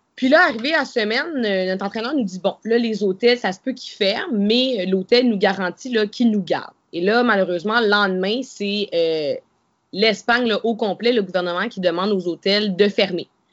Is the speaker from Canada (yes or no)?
yes; Canada; je suis une Canadienne